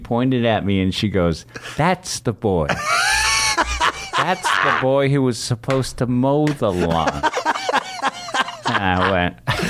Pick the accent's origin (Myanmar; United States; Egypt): United States; San Francisco, California; And I grew up on a block with stand up comedians in San Francisco. Michael Meehan and Michael Pritchard were on my block growing up.